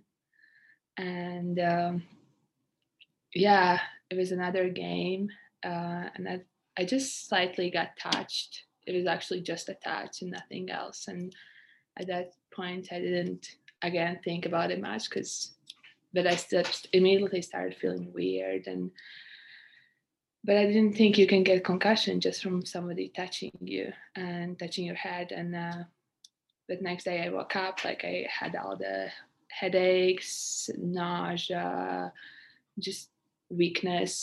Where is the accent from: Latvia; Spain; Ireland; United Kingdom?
Latvia; moved away as an adult; now in Canada; I'm from Latvia, a country in Europe. I came to Canada 4 years ago to study and play basketball